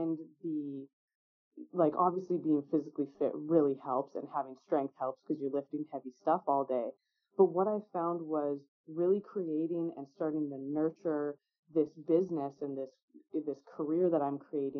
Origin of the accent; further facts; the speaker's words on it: Beaumont, Alberta, Canada; I grew up in Beaumont, just south of Edmonton.